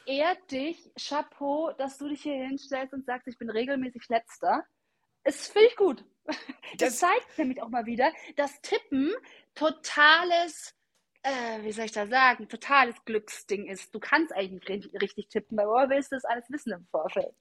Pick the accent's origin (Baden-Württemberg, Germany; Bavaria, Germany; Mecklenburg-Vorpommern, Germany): Bavaria, Germany; Augsburg; ich komme ja aus Augsburg